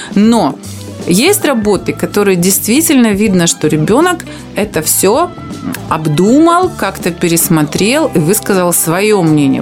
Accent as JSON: {"language": "Russian", "region": "Transnistria", "country": "Moldova", "said": "приднестровская такая вот, э, русская женщина"}